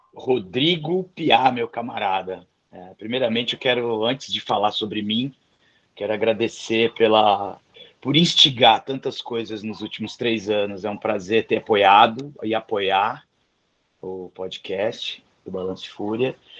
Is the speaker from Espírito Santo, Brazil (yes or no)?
yes; Vitória, Espírito Santo, Brazil; Eu sou capixaba de Vitória, nascido e criado